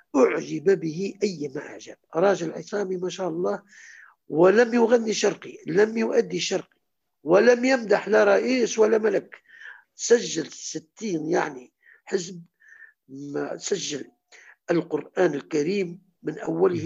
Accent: Kairouan, Kairouan Governorate, Tunisia; moved away as an adult; also born or lived in Tunis; احنا في القيروان

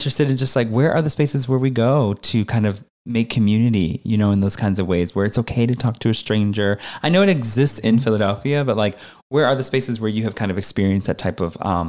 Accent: Jamaica; But I'm Jamaican

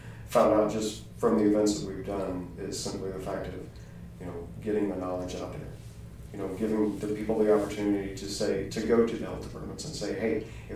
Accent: Centerville, Indiana, United States; moved away as an adult; now in Pendleton, United States; I'm a transplant. I grew up in Centerville

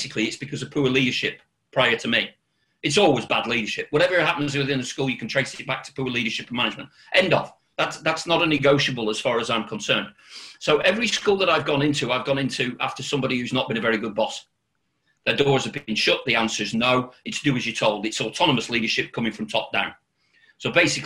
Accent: Accrington, North West England, United Kingdom; moved away as an adult; also born or lived in North Wales / Birmingham; I'm originally from Lancashire

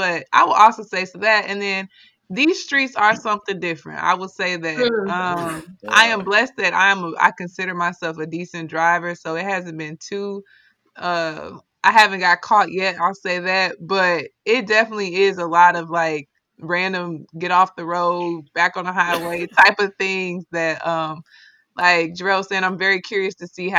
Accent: Midwest, United States; now in Washington, United States; I would say when I love the East Coast, it's just a different vibe from like my hometown in the Midwest. It's faster paced. I don't know. I feel less stressed here than what I was in my hometown.

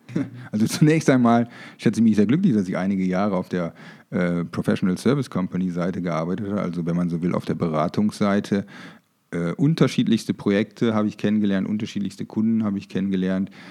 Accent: Germany; moved away as an adult; also born or lived in Münster / Frankfurt / Düsseldorf; now in Munich, Germany; Ich bin tatsächlich auf dem Land groß geworden. Äh, übrigens in der Nähe der, niederländischen Grenze, so circa 500 Meter

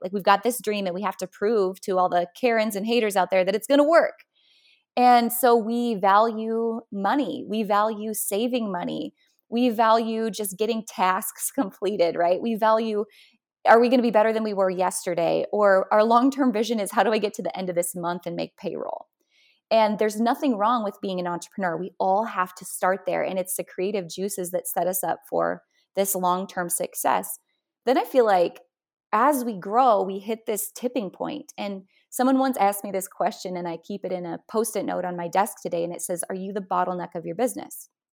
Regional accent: North Dakota, United States; moved away; I'm from North Dakota originally, which, you know, is quite a metropolis

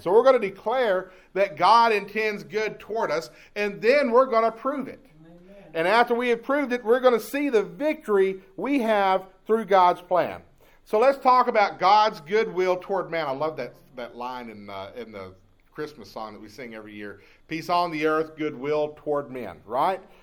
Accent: Jacksonville, Texas, United States; I grew up in Jacksonville, Texas

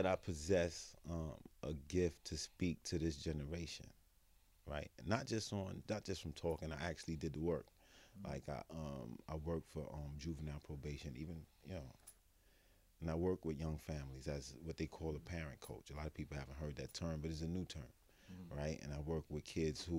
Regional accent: New York City, New York, United States; I'm from Fort Greene. I'm from Brooklyn.

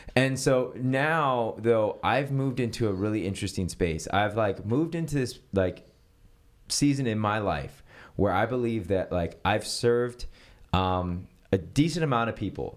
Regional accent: San Francisco, California, United States; moved away as an adult; now in Los Angeles, United States; I grew up in San Francisco and I grew up a part of the Presbyterian Church.

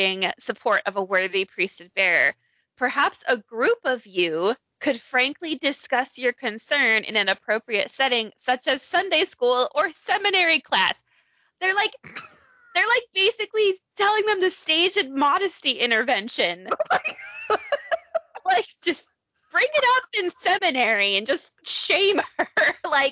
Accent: Provo, Utah, United States; that's my hometown

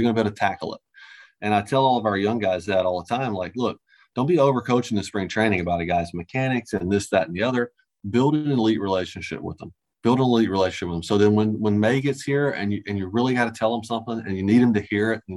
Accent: Alabama, United States; Actually, I'm not from Australia at all. I'm from Alabama

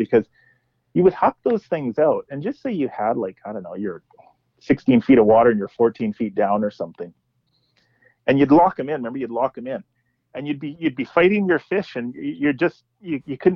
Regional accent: Kamloops, British Columbia, Canada; now in Vancouver, Canada; I grew up in Kamloops

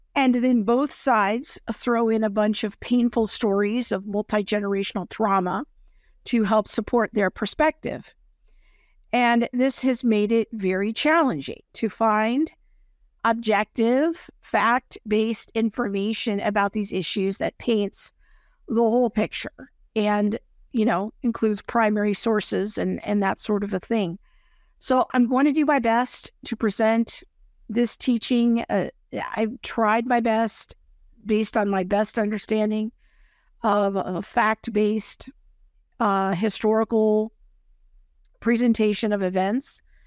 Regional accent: United States; I'm an American of European descent

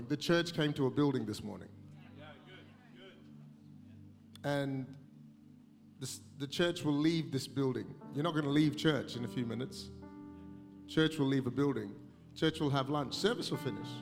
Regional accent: Malaysia; also born or lived in Singapore; now in Australia; I was born in Singapore, grew up in Malaysia, Indian origin, but been an Australian for 30 years.

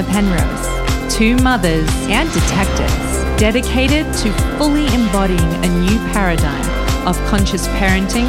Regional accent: Australia; I'm Australian with a weird accent.

